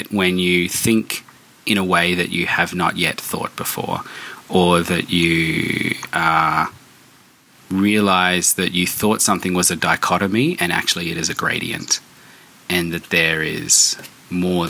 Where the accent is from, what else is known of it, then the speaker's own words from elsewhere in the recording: Darwin, Northern Territory, Australia; moved away as an adult; also born or lived in Melbourne; my hometown where I grew up